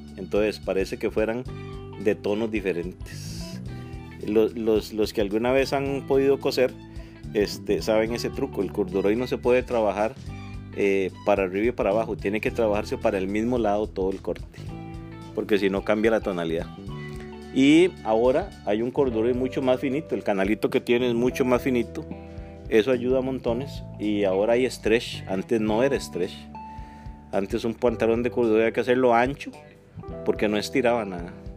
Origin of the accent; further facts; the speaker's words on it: Siquirres, Limón, Costa Rica; yo soy, yo soy siquireño, soy, de, soy caribeño